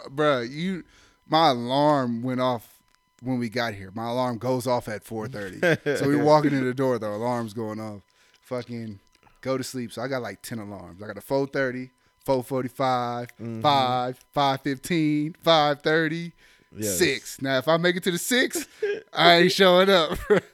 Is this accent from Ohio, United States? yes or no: yes; Ohio, United States; I'm from Ohio